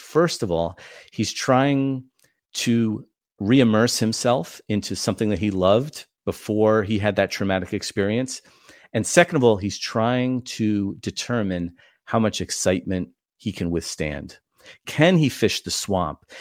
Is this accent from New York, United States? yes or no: yes; New York, United States; now in Indiana, United States; I'm from New York